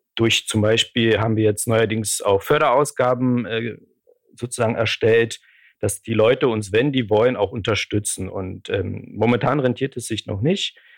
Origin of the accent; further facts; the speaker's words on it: Poland; moved away; weil ich aus Polen komme